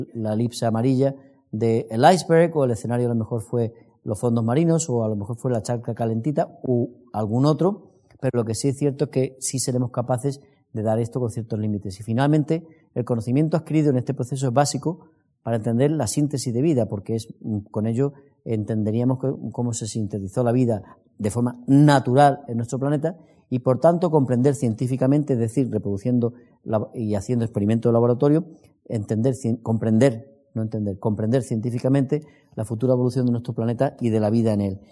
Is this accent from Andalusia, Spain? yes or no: yes; Andalusia, Spain; accent: Andalusian; yo soy andaluz como se nota en mi acento